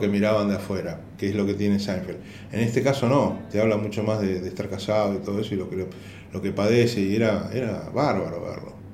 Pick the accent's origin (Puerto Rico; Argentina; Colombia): Argentina; yo vengo de Argentina